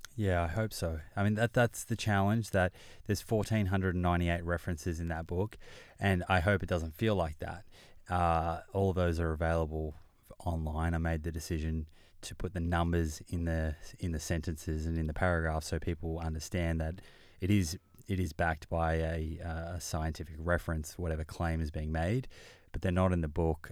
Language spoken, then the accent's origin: English; Melbourne, Victoria, Australia; I grew up in Melbourne.